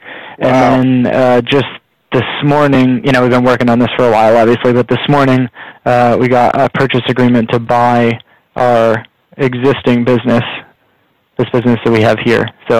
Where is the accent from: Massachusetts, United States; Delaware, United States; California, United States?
Massachusetts, United States; Boston; But yeah, I was born and raised in Boston, Mass. I got two sisters, one older and one younger. And I grew up in a pretty big neighborhood with tons of friends